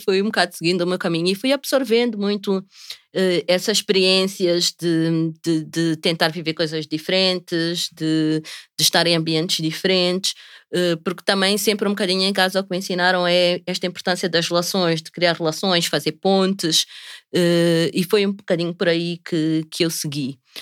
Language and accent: Portuguese; Maputo, Maputo City, Mozambique; sou nascida e crescida aqui em Maputo